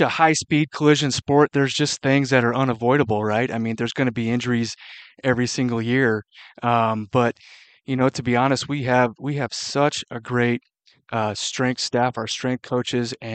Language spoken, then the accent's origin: English; Central Washington, United States; moved away as an adult; also born or lived in Chicago / Arizona; now in Moscow, Idaho, United States; my background is I grew up in Central Washington